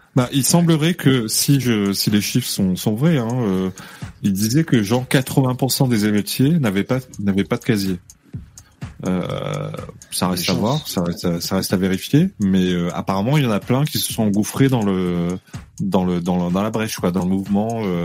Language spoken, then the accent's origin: French; Réunion, France; chez moi à La Réunion